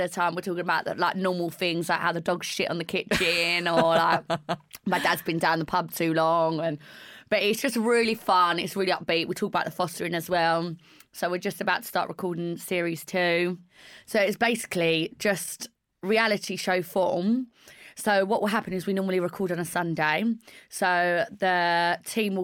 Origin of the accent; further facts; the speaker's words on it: East End / Essex, East of England, United Kingdom; also born or lived in East End, London; it's a very like Essex thing culture that our families are super close. Maybe because we are all from the East End